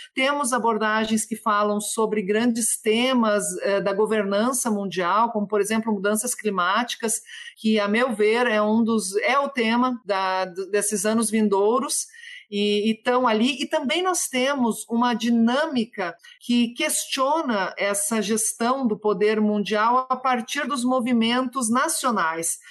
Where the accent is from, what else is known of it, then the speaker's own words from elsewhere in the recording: the Brazil–Uruguay border, Rio Grande do Sul, Brazil; lá na minha terra, que é O Banheiro do Papa, na fronteira entre Brasil e Uruguai